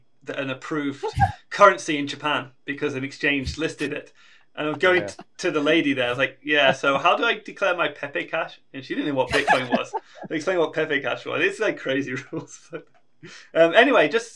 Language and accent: English; United Kingdom; being British